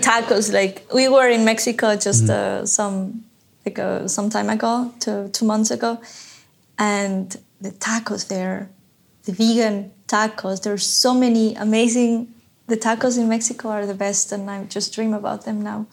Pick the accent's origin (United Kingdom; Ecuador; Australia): Ecuador; I'm from Ecuador